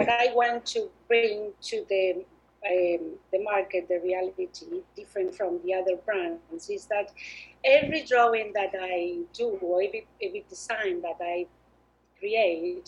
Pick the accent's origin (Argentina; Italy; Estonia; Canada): Argentina; moved away as an adult; also born or lived in United States / Brisbane; I'm originally from Argentina. I studied fine arts there